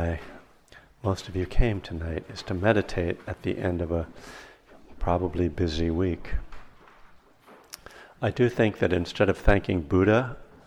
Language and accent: English; East Coast, United States; now in Berkeley, United States; I'm from the East Coast originally. I live in Northern California in Berkeley